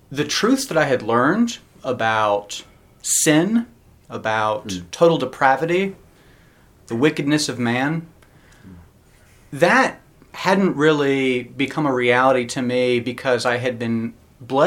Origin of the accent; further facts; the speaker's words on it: Nashville, Tennessee, United States; moved away as an adult; also born or lived in Philadelphia; now in Charleston, United States; I was born and raised in Nashville, Tennessee